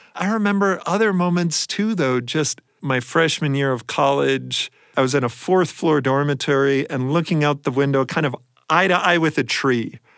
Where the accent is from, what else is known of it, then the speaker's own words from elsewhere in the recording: Columbus, Ohio, United States; I grew up mostly in Columbus, Ohio